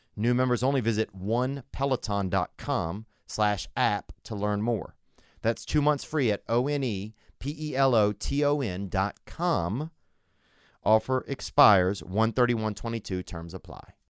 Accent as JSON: {"language": "English", "region": "Louisiana", "country": "United States", "said": "I'm from Louisiana"}